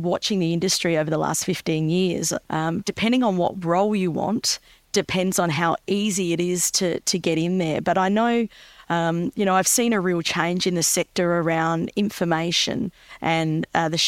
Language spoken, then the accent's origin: English; Adelaide, South Australia, Australia; moved away as an adult; I've relocated back to my hometown of Adelaide